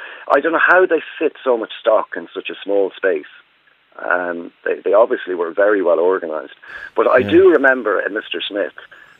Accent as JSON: {"language": "English", "town": "Dublin", "region": "Leinster", "country": "Ireland", "tie": "born or raised there", "said": "I grew up in Dublin."}